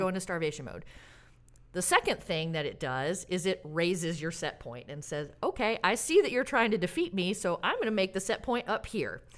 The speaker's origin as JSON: {"language": "English", "region": "Alabama", "country": "United States", "tie": "born or raised there", "also_born_or_lived": "Santa Barbara, California / Springfield, Massachusetts", "moved": "yes", "lives_now": "Oregon, United States", "said": "I grew up in Alabama"}